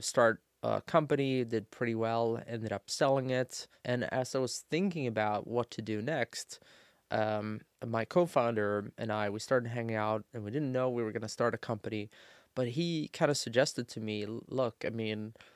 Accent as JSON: {"language": "English", "country": "Sweden", "tie": "born or raised there", "said": "I'm born and raised in Sweden"}